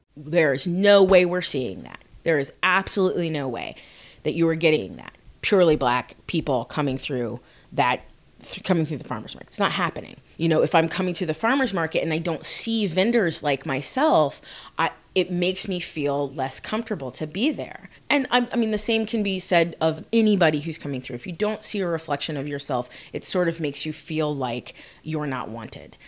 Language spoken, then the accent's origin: English; Bloomington, Indiana, United States; I'm from Bloomington. I have grown up here.